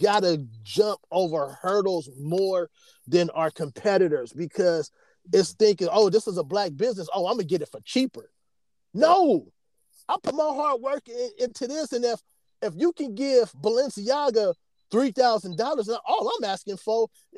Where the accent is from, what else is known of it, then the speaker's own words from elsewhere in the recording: South Bay, California, United States; I'm from the South Bay